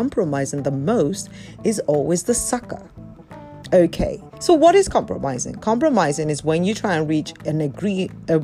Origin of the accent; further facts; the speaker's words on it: Yorubaland, Nigeria; I'm a Nigerian, particularly from the Yoruba culture